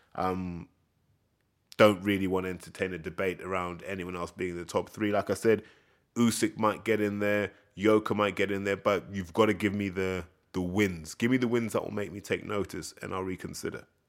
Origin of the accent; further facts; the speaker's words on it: United Kingdom; the British hooligan spirit